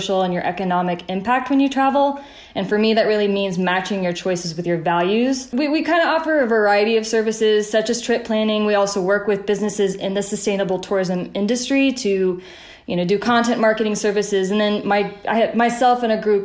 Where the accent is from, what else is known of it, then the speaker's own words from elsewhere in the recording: the South, United States; I grew up in the South, where the motto, leave a place better than you found it, is really instilled in you